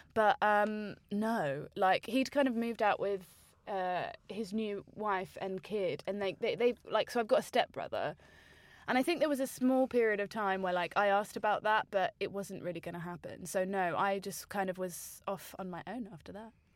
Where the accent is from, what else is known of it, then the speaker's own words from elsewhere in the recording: Margate, South East England, United Kingdom; in my hometown of Margate